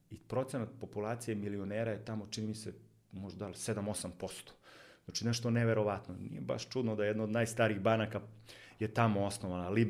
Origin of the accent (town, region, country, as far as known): Serbia